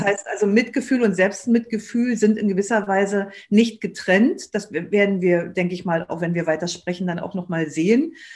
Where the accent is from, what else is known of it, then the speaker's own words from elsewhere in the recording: Germany; uns als Deutsche